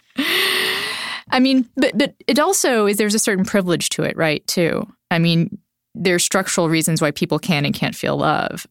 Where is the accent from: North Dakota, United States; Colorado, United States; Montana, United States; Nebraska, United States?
Nebraska, United States; I grew up in Nebraska